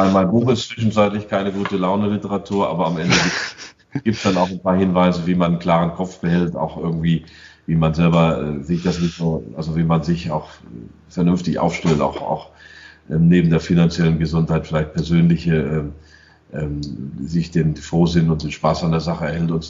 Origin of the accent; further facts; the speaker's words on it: United States; Ich war äh, zehn Jahre dort. Ich bin Amerikaner.